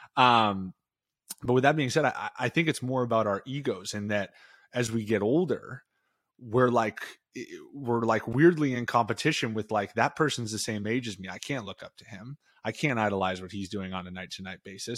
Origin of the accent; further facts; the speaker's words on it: New England, United States; growing up in New England